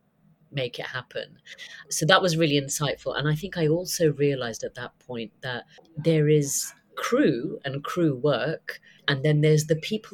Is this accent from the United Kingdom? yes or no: yes; United Kingdom; also born or lived in United States; I'm a Brit